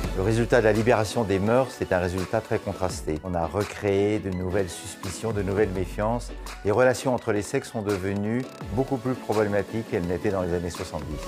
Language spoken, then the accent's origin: French; France; En tant que Français